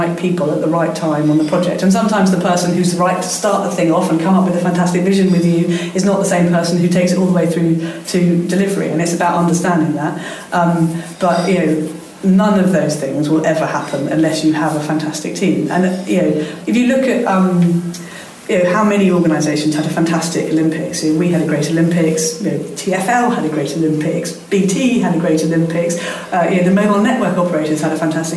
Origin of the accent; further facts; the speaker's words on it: London, United Kingdom; in London, in my hometown